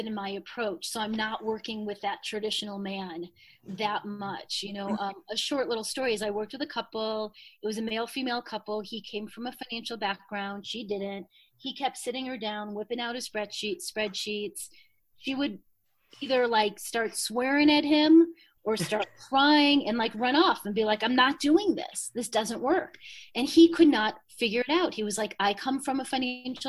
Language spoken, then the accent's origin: English; Chicago, Illinois, United States; moved away; I grew up in Chicago, middle class